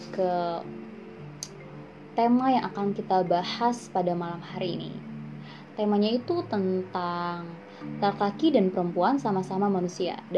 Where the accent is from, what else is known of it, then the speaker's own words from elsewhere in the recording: Cilegon, Banten, Indonesia; uh, gue dari Cilegon Kegiatan gue saat ini mengajar di salah satu SMK di kota Serang